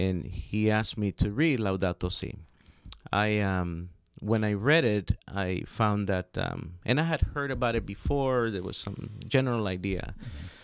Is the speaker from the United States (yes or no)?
yes; Los Angeles, California, United States; also born or lived in Honduras; I grew up in South Central Los Angeles.